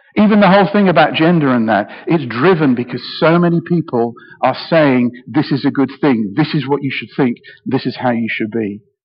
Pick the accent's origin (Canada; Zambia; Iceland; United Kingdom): United Kingdom; I'm very British